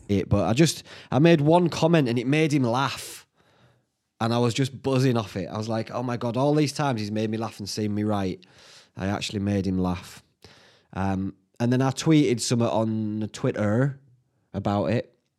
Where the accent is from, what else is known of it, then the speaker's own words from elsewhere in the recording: Whitby, Yorkshire and the Humber, United Kingdom; my hometown